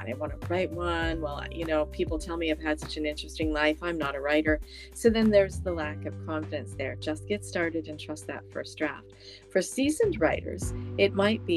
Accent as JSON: {"language": "English", "country": "Canada", "said": "I'm from Canada"}